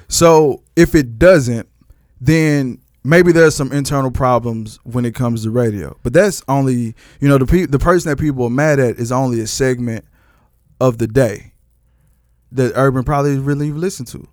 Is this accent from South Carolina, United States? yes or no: no; Texas, United States; I'm from Texas.